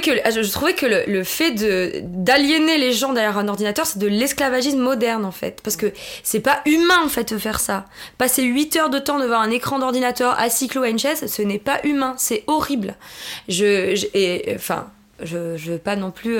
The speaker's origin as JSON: {"language": "French", "region": "southern France", "country": "France", "also_born_or_lived": "New York", "moved": "yes", "said": "Je suis pas originaire de Paris. Je suis du sud de la France."}